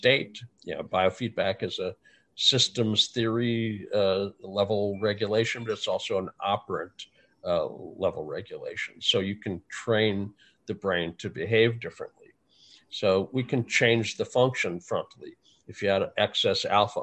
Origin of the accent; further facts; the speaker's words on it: North Dakota, United States; I grew up in North Dakota